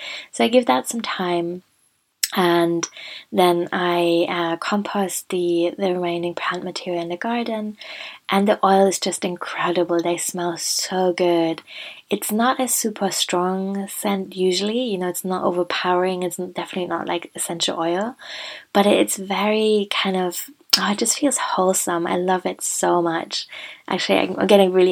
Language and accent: English; Germany; moved away; I was visiting Germany for Christmas and I was near my hometown. So I went to the woods near the hospital in which I was born